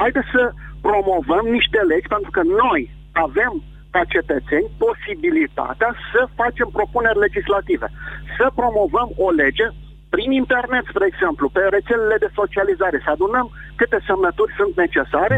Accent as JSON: {"language": "Romanian", "region": "Vrancea County", "country": "Romania", "said": "sunt din Vrancea"}